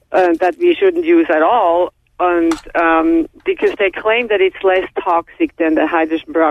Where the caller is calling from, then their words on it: Southern California, United States; I'm calling from SoCal.